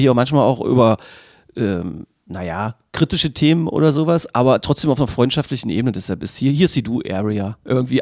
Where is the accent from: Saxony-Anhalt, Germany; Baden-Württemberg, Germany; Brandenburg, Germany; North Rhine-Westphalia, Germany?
Saxony-Anhalt, Germany; Magdeburg; ich als Magdeburger mit 50 Jahren, hier aufgewachsen, mit Elbewasser getaucht, hier geboren